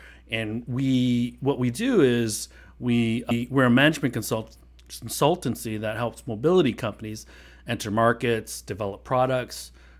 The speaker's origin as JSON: {"language": "English", "town": "Pontiac", "region": "Michigan", "country": "United States", "tie": "born or raised there", "said": "As you'd mentioned, I grew up in Detroit, actually in Pontiac, Michigan."}